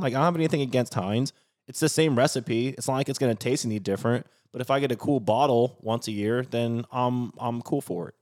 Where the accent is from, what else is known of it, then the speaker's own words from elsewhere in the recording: Pacific Northwest, United States; now in New Orleans, United States; I grew up in the Pacific Northwest